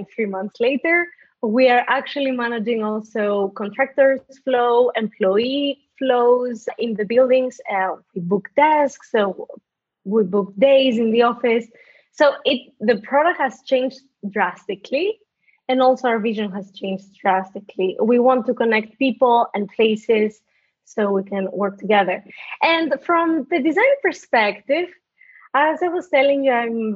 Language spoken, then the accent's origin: English; Greece; moved away; I'm originally from Greece. I grew up there